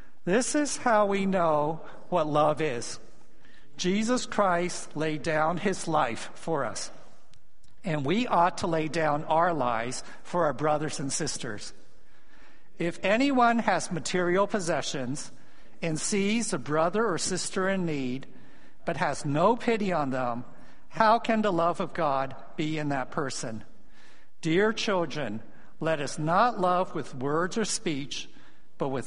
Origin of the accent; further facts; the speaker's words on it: San Francisco, California, United States; also born or lived in Hong Kong; I was born in Hong Kong. My family immigrated as religious refugees when I was 4 years old. And I grew up in San Francisco